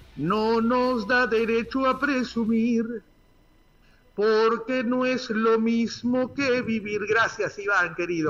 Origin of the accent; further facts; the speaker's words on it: Argentina; Todos somos argentinos, todos somos trabajadores